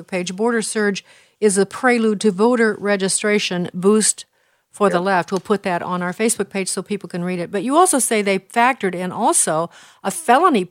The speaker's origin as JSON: {"language": "English", "region": "Illinois", "country": "United States", "tie": "born or raised there"}